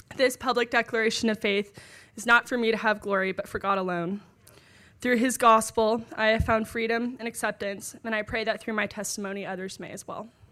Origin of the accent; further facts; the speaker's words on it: Dallas, Texas, United States; moved away as an adult; now in Washington, D.C., United States; I'm from Dallas, but went to college at Texas A and M